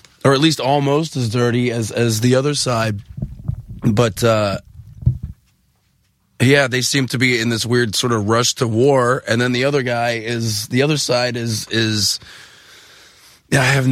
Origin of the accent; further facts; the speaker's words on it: Pittsburgh, Pennsylvania, United States; moved away; Somebody that grew up in Pittsburgh, like, I didn't grow up grimy, but I grew up, like, grime adjacent